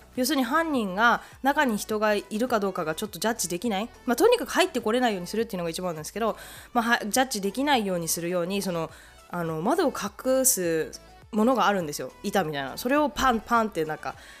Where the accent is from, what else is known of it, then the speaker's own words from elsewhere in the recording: Japan; now in Canada; 日本で生まれ育っているので